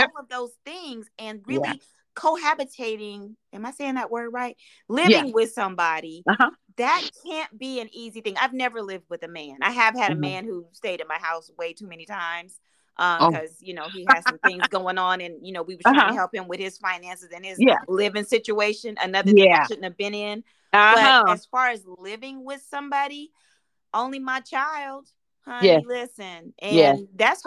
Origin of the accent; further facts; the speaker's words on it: Midwest, United States; I'm from the Midwest